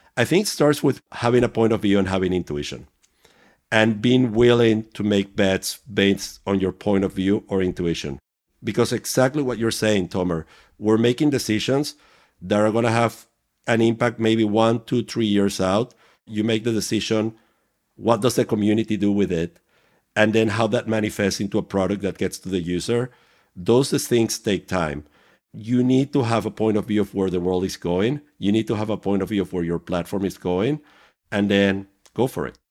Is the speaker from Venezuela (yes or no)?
yes; Venezuela; moved away; I was growing up in Venezuela